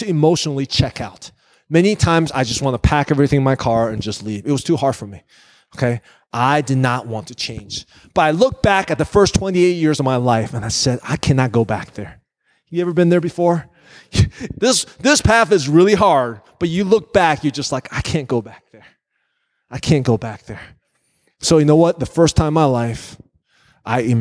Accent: Virginia, United States; moved away as an adult; now in Northwest Indiana, United States; I came out to Northwest Indiana from Virginia. I grew up in Virginia

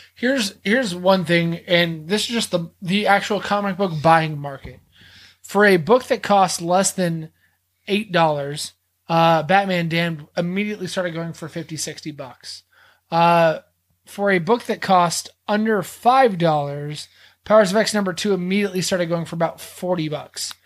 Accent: Texas, United States; I'm from Texas

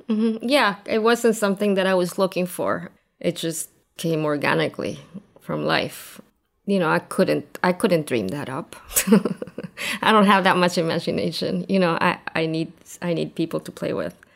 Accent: Argentina; moved away as an adult; also born or lived in New York, United States / Brooklyn, United States; I grew up in Argentina, and lived there until I was thirty.

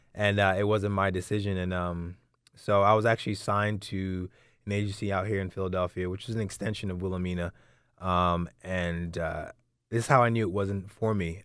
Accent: London, United Kingdom; coming from a Nigerian background, so I was born in London

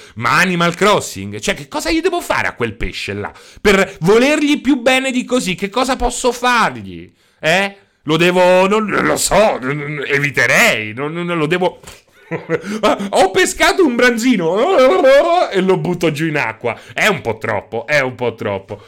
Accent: Rome, Lazio, Italy; io so sono di Roma

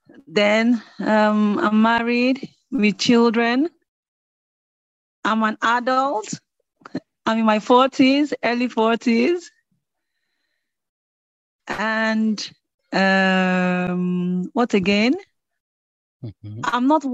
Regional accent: Nigeria; from Nigeria

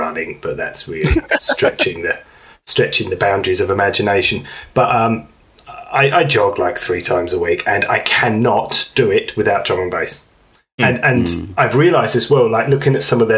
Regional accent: England, United Kingdom; being an Englishman

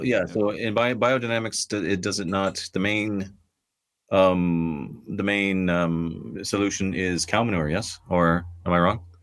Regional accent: Ireland; I'm Irish, I'm living in Ireland

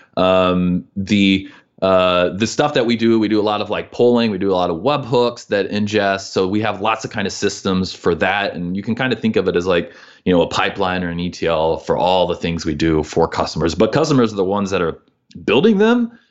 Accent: Midwest, United States; moved away as an adult; also born or lived in Missouri / Illinois; we're from the Midwest

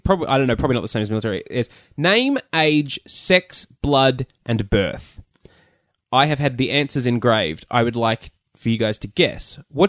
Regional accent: Australia; No, it says AUS because I was born in Australia.

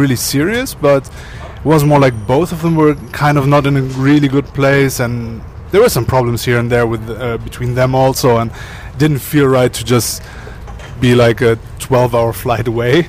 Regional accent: Cologne, North Rhine-Westphalia, Germany; I was born in Germany.

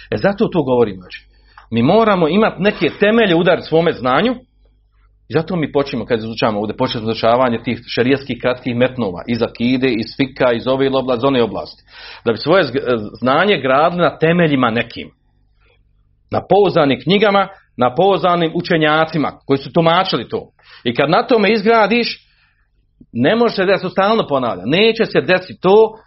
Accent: Bosnia & Herzegovina; kod nas u Bosni

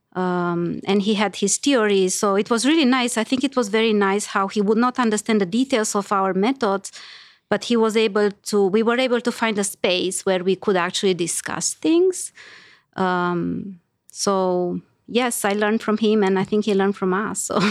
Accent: Romania; moved away as an adult; I grew up in Romania, so that's where I did my undergrad

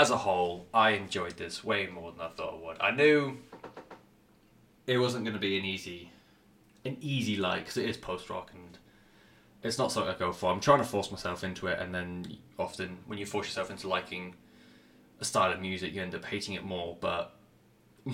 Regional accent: England, United Kingdom; I'm English

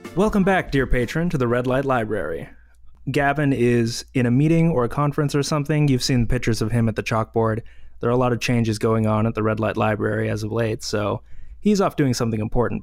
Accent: Canada; As a Canadian, obviously, I go to Tim Hortons a lot

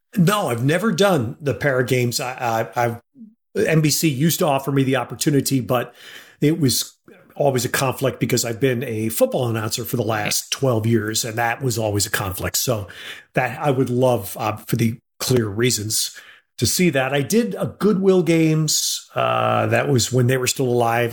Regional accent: New York City, New York, United States; I was born and raised in and around New York City

